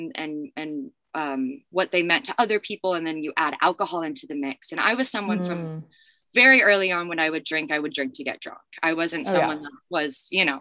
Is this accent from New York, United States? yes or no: no; Los Angeles, California, United States; growing up in Los Angeles and the community that I was in, it was very normalized to like experiment with drugs and alcohol.